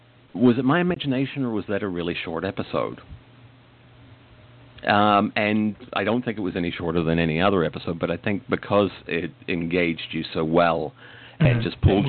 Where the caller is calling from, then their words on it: Port Charlotte, Florida, United States; I am in Port Charlotte in Florida, in the United States.